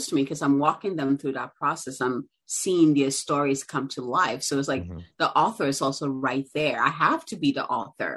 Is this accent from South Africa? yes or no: no; Ghana; now in United States; I'm originally from Ghana. And so I grew up, you know, my uncle was an entrepreneur.